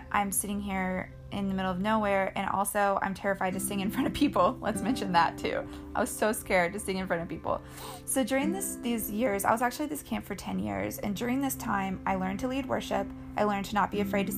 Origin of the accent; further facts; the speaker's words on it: Colorado, United States; I grew up in Colorado, so like I spent all my time as a kid outside climbing rocks